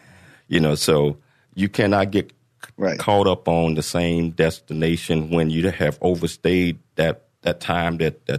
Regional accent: Chattanooga, Tennessee, United States; born there; I was born in Chattanooga, Tennessee.

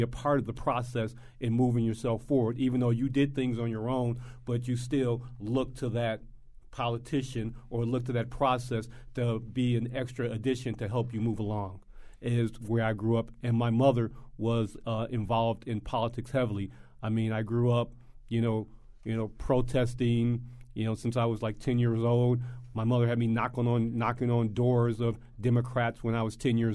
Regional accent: Chicago, Illinois, United States; I grew up in Chicago

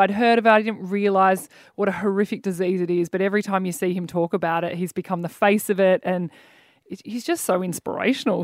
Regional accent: Mornington Peninsula, Victoria, Australia; I grew up down the Mornington Peninsula

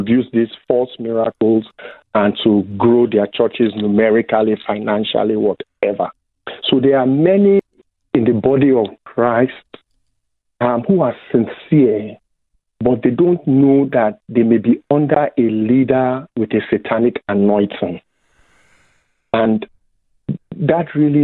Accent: Nigeria; moved away as an adult; now in United States; I grew up Anglican in Nigeria

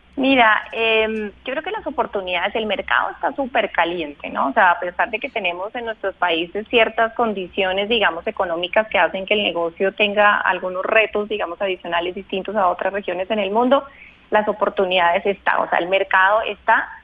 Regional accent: Bogotá, Colombia; nacida y crecida, criada en Bogotá

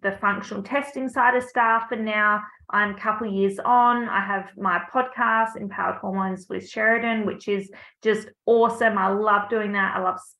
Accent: Albany, Western Australia, Australia; I grew up down south in Albany

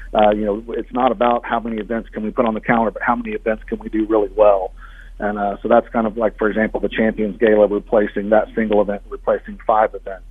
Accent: Indianapolis, Indiana, United States; now in Springfield, United States; I'm from Indianapolis originally

